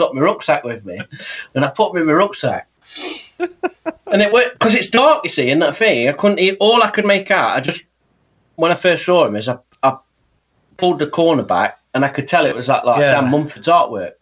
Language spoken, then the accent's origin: English; United Kingdom; I'm British